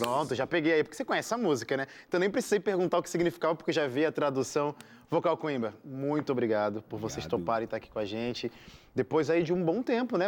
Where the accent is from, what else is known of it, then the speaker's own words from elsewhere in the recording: Brazil; eu sou brasileiro